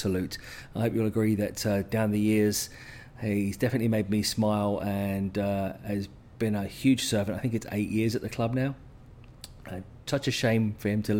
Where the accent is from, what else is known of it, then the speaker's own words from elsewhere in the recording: Vancouver, British Columbia, Canada; my hometown in Vancouver